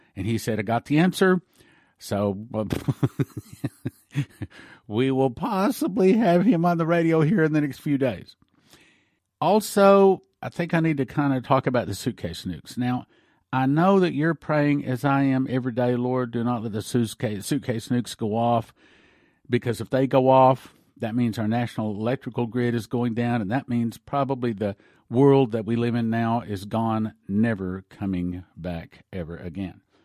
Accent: United States; I'm an American

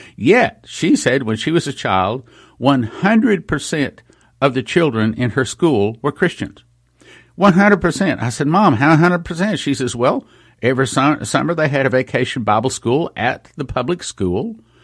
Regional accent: West Texas, United States; I grew up in West Texas

